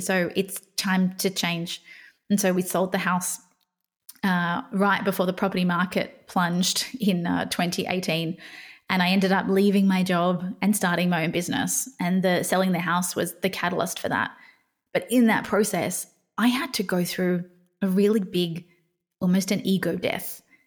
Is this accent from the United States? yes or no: no; Australia; I grew up in Australia